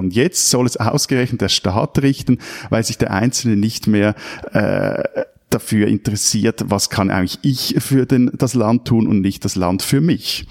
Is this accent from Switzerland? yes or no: yes; Switzerland; mir als Schweizer